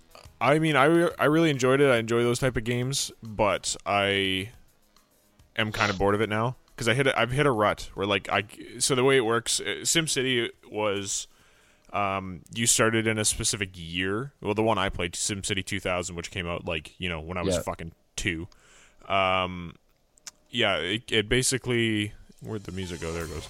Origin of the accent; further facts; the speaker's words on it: Vancouver, British Columbia, Canada; I'm from Vancouver.